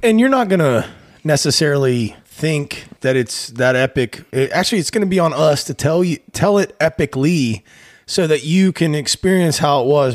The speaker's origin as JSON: {"language": "English", "area": "town along I-79", "region": "Pennsylvania", "country": "United States", "tie": "born or raised there", "moved": "yes", "said": "we actually stopped in my hometown"}